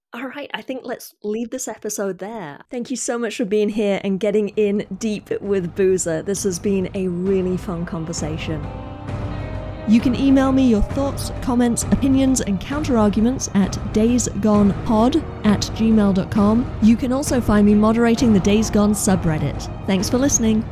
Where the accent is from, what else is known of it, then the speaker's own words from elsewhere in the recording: United Kingdom; I'm British